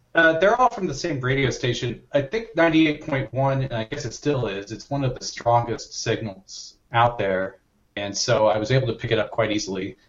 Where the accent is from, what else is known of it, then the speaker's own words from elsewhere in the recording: Lansdale, Pennsylvania, United States; also born or lived in Haddonfield, New Jersey; I'm from Philadelphia. Uh, that's where I grew up for the most part, uh, just outside of Philadelphia, uh, in uh, Lansdale, Pennsylvania, and Haddonfield, New Jersey